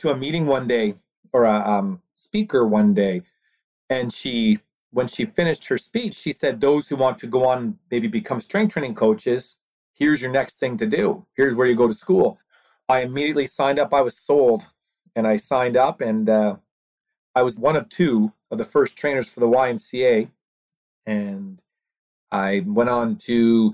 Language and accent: English; East Coast, Atlantic Canada, Canada; We're from the East Coast, Canada